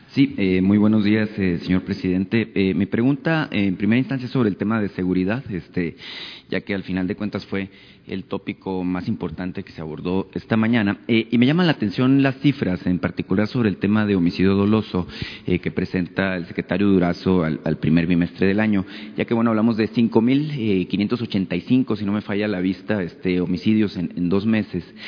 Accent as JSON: {"language": "Spanish", "region": "Sonora", "country": "Mexico", "said": "yo soy de Sonora"}